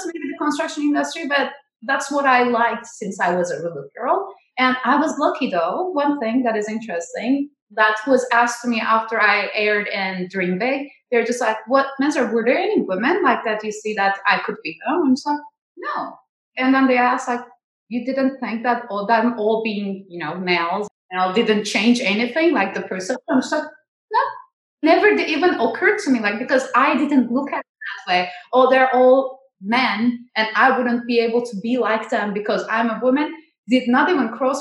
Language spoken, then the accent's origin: English; Turkey; also born or lived in New York, United States; now in Seattle, United States; I'm from Turkey